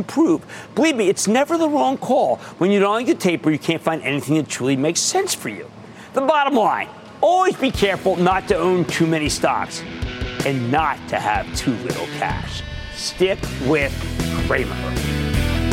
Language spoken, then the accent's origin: English; Pennsylvania, United States; my home state of Pennsylvania